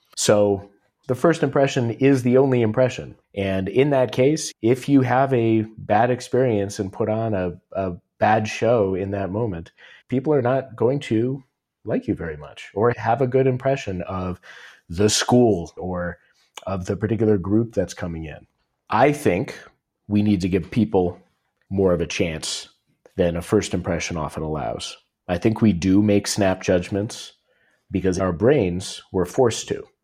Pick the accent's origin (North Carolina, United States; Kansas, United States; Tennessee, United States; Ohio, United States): Ohio, United States; Cleveland; from Cleveland